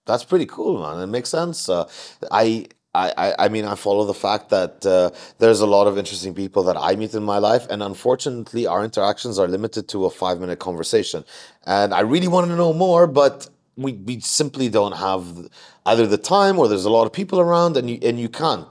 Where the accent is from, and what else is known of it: Jordan; moved away as an adult; now in Mumbai, India